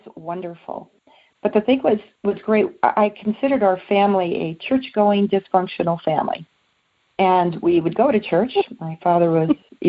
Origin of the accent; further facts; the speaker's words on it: South Bay, California, United States; I was born and raised in California, along the beaches, the South Bay area, along Redondo, Torrance, Manhattan Beach, in that area, and Rolling Hills.